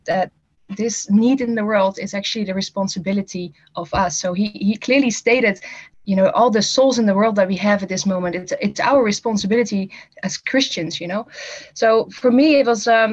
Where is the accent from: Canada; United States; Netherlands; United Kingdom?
Netherlands; English is a second language; moved away as an adult; I'm from the Netherlands originally, and I'm from a smaller town and grew up there